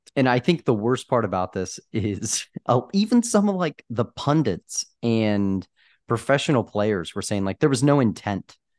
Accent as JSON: {"language": "English", "country": "United States", "said": "we're from America"}